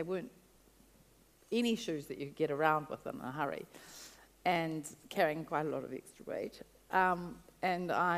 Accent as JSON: {"language": "English", "country": "New Zealand", "also_born_or_lived": "Gisborne / Brazil", "said": "Came back to New Zealand, and I went home to live with my parents in Wellington"}